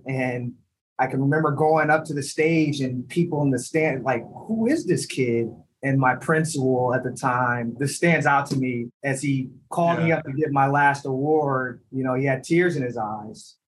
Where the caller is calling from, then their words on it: New York City, New York, United States; I'm calling in from the office. I'm in New York City at 345 Park Ave.